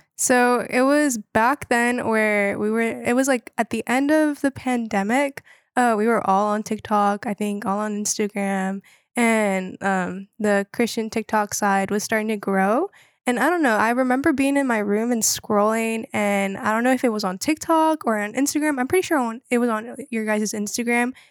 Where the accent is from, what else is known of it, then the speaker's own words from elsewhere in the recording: Wilmington, North Carolina, United States; I'm from Wilmington, North Carolina